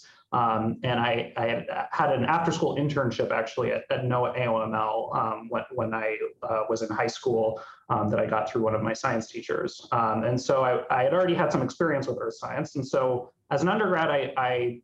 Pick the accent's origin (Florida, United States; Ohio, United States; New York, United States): Florida, United States; Miami; moved away as an adult; So I grew up in Miami, Florida, and had a lot of childhood, kind of formative childhood experiences with extreme weather